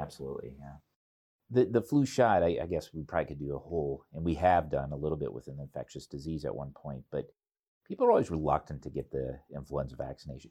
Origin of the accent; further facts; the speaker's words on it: Cedar Rapids, Iowa, United States; it's my hometown